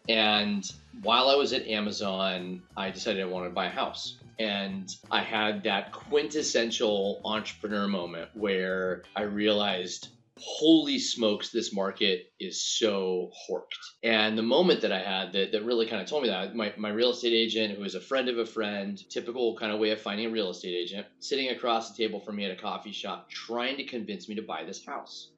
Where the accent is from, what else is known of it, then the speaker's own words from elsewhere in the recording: Grants Pass, Oregon, United States; moved away; my hometown of Grants Pass